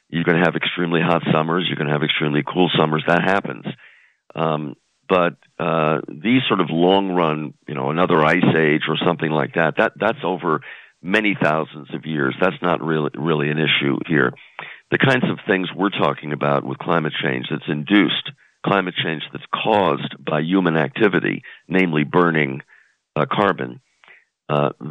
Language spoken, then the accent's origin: English; New York, United States; moved away; I grew up in New York, so I still have you know fond fond memories.